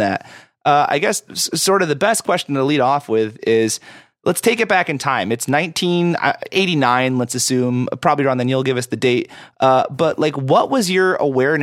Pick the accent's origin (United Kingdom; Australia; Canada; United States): United States; Sherrill, New York; I grew up in like around Oneida, New York, in a small town called Sherrill, which is just outside of Syracuse.